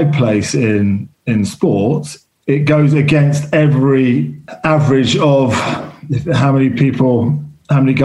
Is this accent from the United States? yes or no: no; London, United Kingdom; I grew up in London